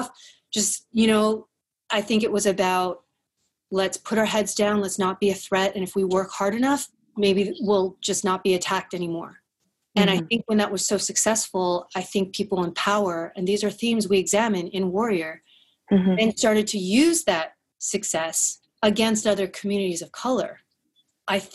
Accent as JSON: {"language": "English", "town": "Edmonton", "region": "Alberta", "country": "Canada", "tie": "born or raised there", "said": "I grew up in Edmonton, Alberta, and I came up from kindergarten through grade 10 in the Mandarin bilingual program"}